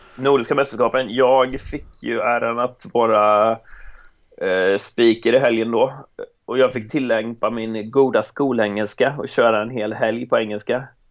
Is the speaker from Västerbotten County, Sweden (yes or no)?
no; Jönköping, Jönköping County, Sweden; jag hade det man behövde hemma i Jönköping